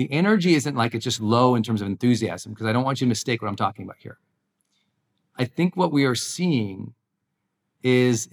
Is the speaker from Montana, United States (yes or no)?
yes; Montana, United States; moved away; my home state where I grew up in Montana